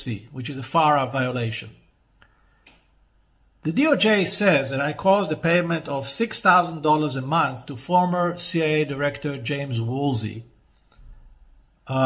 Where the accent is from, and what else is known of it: Israel